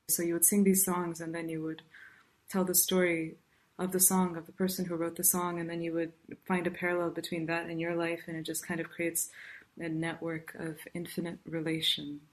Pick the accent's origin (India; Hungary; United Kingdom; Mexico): India; South India; now in Irvine, United States; I grew up in South India, and um, and right now I'm speaking to you from Irvine, California.